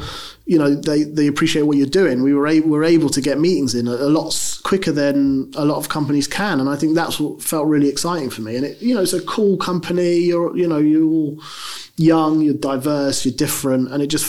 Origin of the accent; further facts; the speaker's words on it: London, United Kingdom; Look, I'm from London. I love London. It's the best city in the world.